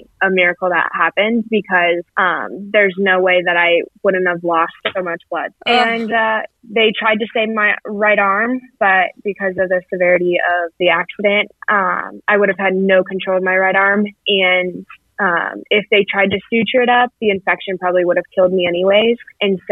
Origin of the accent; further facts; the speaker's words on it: Colorado, United States; I'm from Colorado.